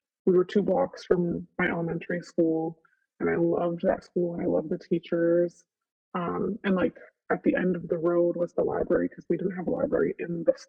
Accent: Elmira, New York, United States; Elmira, New York.

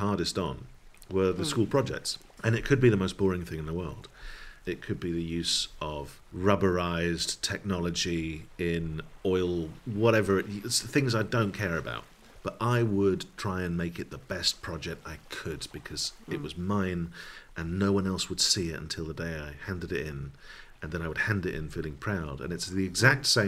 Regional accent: Dundee, Scotland, United Kingdom; I grew up in Dundee in Scotland, which was the home of the Beano.

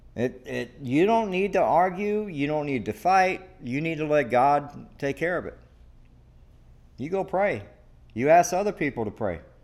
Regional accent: the South, United States; now in Devine, Texas, United States; I'm from the South, okay? And let me tell you, everybody goes to church

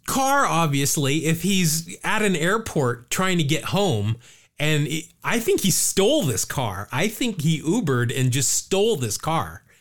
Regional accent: California, United States; my home state of California

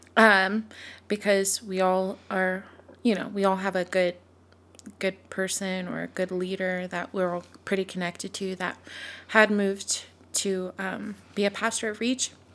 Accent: Sacramento, California, United States; moved away as an adult; now in Texas, United States; I was born and raised in Sacramento, California, moved to Texas, almost exactly four years ago.

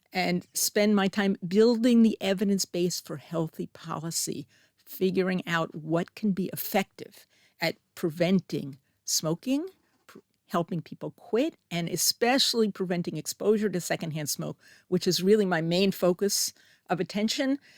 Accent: Middlesex, New Jersey, United States; moved away as an adult; also born or lived in East Paterson, New Jersey / Delaware; now in Israel; I grew up in New Jersey

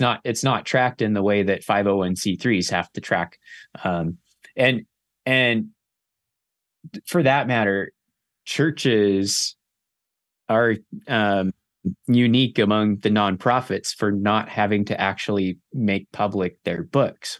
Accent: Southern California, United States; grew up in Southern California

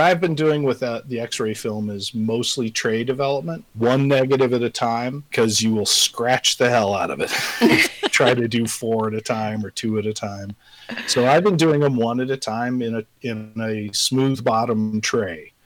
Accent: Colorado, United States; moved away as an adult; also born or lived in Southern California; now in Missoula, United States; I live in Missoula, Montana. Uh, I'm originally from Colorado.

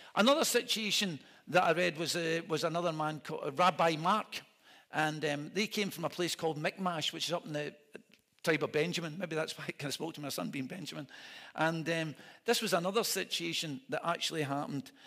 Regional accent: Scotland, United Kingdom; I'm a minister from Scotland

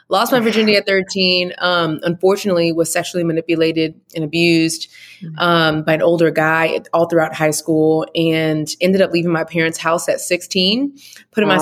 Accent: Houston, Texas, United States; moved away as an adult; also born or lived in Atlanta, Georgia; I'm originally from Houston

